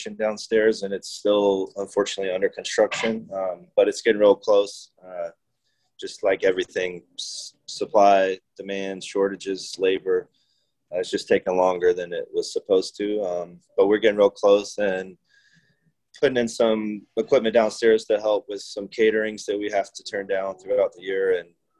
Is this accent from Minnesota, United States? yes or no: no; South Carolina, United States; also born or lived in Philadelphia, Pennsylvania; now in Asheville, United States; I'm from South Carolina